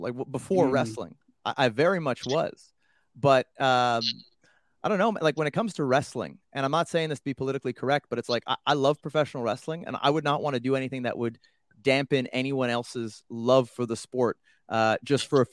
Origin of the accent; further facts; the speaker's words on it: Canada; as a Canadian